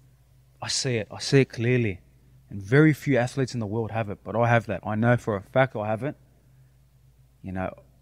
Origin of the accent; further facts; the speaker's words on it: Sydney, New South Wales, Australia; But I'm representing where I'm from, Sydney, Australia